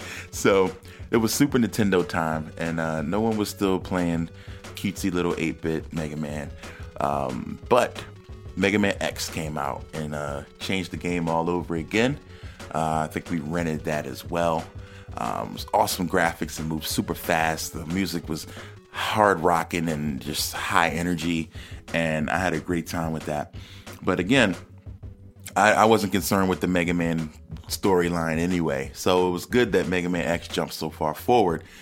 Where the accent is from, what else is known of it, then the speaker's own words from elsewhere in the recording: East Coast, United States; moved away; I was a kid from the East Coast